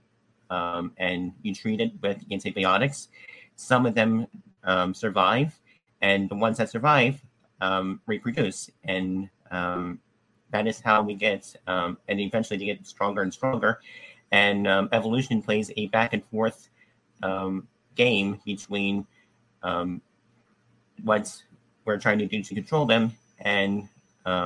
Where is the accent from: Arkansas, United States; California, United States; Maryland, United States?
Arkansas, United States; my biological mother was born in Alabama and I was born in Arkansas